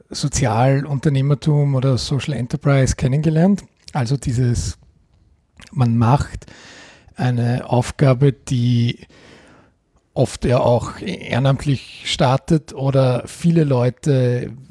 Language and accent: German; Eastern Austria, Austria; da gibt es bei uns im Osten Österreichs den Begriff Vereinsmeierei